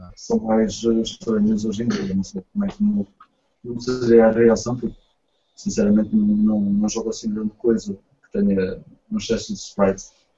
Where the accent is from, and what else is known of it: Portugal